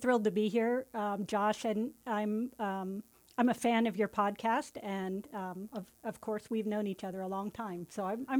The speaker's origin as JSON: {"language": "English", "region": "California", "country": "United States", "tie": "born or raised there", "said": "Well, I didn't grow up in San Francisco. I grew"}